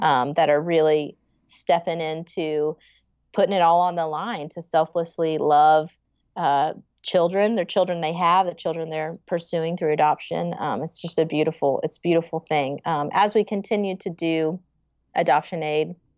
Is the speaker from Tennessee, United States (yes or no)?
yes; Franklin, Tennessee, United States; born and raised in the Franklin, Nashville area